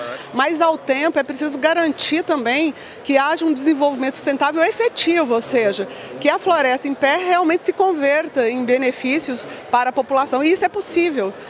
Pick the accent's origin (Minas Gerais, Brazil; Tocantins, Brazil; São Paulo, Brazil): Tocantins, Brazil; also born or lived in Goiânia; now in Brasília, Brazil; Eu venho do Tocantins, na verdade. A minha uhum. família é do Tocantins. Então eu passei parte da minha juventude em Goiânia